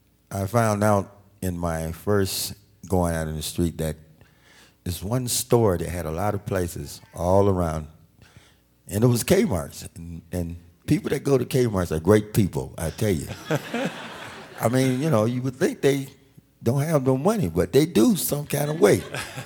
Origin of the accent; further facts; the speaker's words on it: Alabama, United States; moved away; being that I was from Alabama and I was a country boy